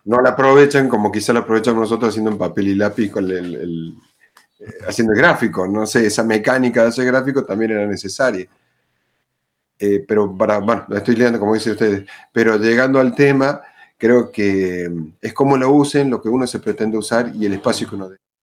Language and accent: Spanish; Córdoba, Argentina; soy de Córdoba Capital, eh, en Argentina